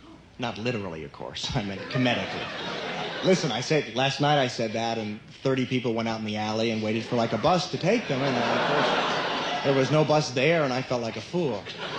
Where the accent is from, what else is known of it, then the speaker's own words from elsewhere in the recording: Sarasota, Florida, United States; All right. Hi … the kids here to my left are the Anthemites, and we're from Sarasota, Florida.